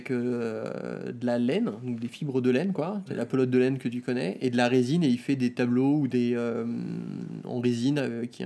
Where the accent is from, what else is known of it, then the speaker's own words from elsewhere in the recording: France; moved away as an adult; now in Tokyo, Japan; je suis arrivé en, euh, donc de France à Tokyo euh, en 2007.